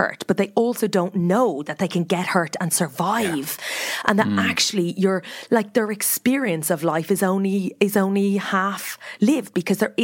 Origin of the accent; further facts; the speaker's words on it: Meath, Leinster, Ireland; moved away; we grew up outside Meath.